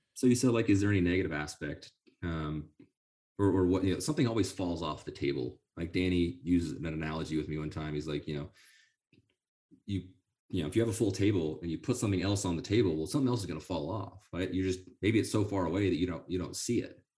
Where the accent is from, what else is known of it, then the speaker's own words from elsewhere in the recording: Sonora, California, United States; I grew up in Sonora, in the University of Yosemite